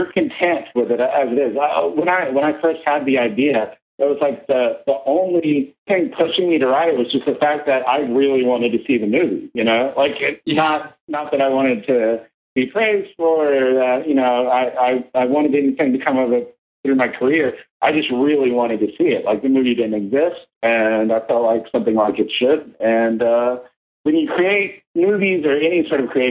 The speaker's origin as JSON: {"language": "English", "town": "Los Angeles", "region": "California", "country": "United States", "tie": "born or raised there", "said": "my hometown paper"}